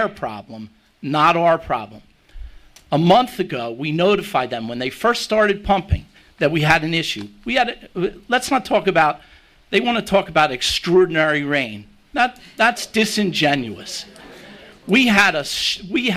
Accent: Margate, New Jersey, United States; I grew up here in Margate

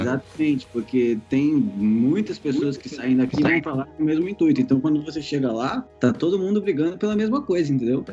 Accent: Ceará, Brazil; moved away; also born or lived in Cotia; eu sou cearense

